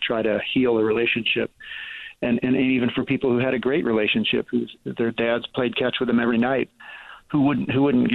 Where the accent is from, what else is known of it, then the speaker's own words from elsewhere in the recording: Ohio, United States; moved away; I went to high school in Ohio